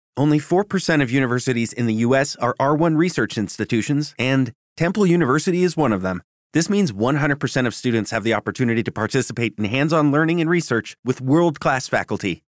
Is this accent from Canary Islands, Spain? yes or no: yes; Canary Islands, Spain; moved away as an adult; los canarios siempre eh, tenemos esta fama, ¿no? De, presumir mucho de lo nuestro